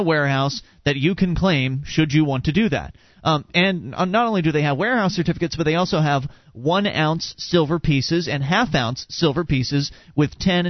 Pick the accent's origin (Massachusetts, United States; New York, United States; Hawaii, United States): Hawaii, United States; I was the person from Hawaii who had designed and developed the Liberty Dollar.